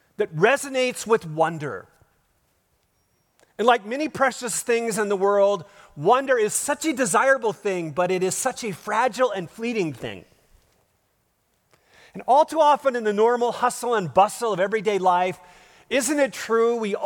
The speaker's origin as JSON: {"language": "English", "region": "Minnesota", "country": "United States", "tie": "born or raised there", "said": "I grew up in Minnesota, not Spain, but I think the Midwest is great"}